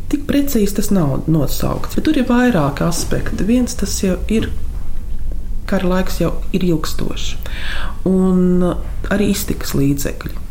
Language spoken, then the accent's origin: Latvian; Latvia; Ar tēmu mums vajadzēja būt bēgļu gaitās Maskavā, lai mēs saprastu, ka mēs esam latvieši un ka mēs esam tauta.